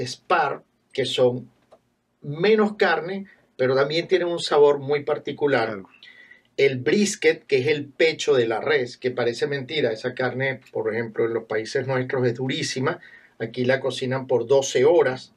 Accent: Venezuela; moved away; Traigo desde Venezuela, yo soy de Venezuela

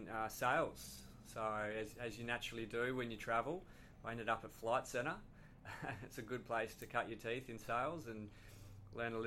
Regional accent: Tasmania, Australia; We're both from Tasmania

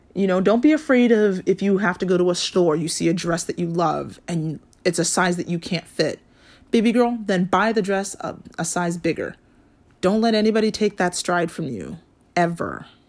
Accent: Hawaii, United States; I grew up in Hawaii

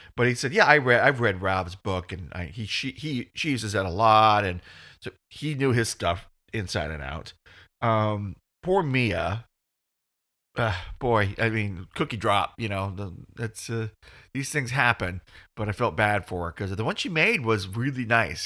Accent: United States; I'm dumb American

